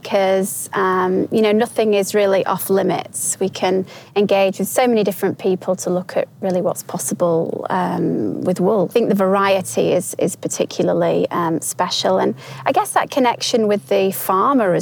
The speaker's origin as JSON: {"language": "English", "region": "Yorkshire and the Humber", "country": "United Kingdom", "said": "I'm from Yorkshire, which is a well-known area of the UK"}